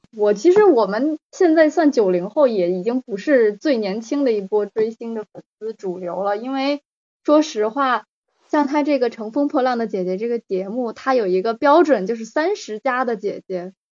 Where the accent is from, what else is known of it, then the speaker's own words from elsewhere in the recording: Beijing, China; moved away as an adult; also born or lived in Guangzhou; now in Australia; 我是北京的，然后，呃，之前我先生是在广州，我之前生活在国内的城市就是北京和广州